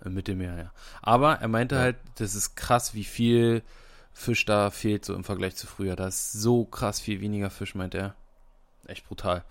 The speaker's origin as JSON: {"language": "German", "region": "Brandenburg", "country": "Germany", "said": "bei uns in Brandenburg"}